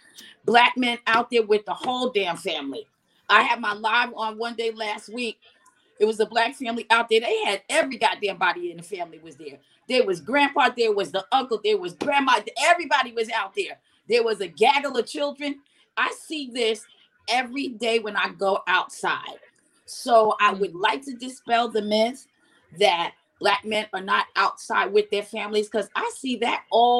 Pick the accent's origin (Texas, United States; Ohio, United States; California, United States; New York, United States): New York, United States; New York City; Yeah, I'm a New Yorker. I'm a hardcore New Yorker.